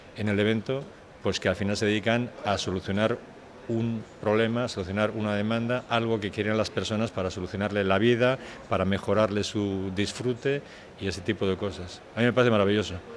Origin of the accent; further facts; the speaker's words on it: Bilbao, Basque Country, Spain; yo soy de Bilbao